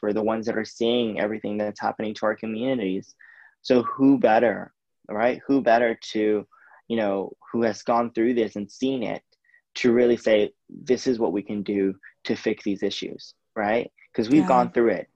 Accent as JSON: {"language": "English", "country": "United States", "said": "I'm Indian, Asian American"}